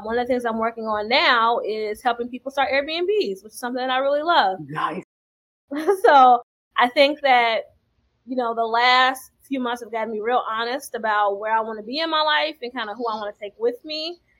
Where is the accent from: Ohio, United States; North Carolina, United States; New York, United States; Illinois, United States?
Illinois, United States; Chicago; I'm from Chicago